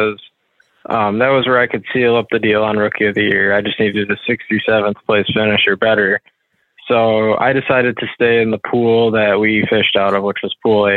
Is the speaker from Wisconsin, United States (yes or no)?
yes; Wisconsin River, United States; I grew up on the Wisconsin River, fishing current for smallmouth and largemouth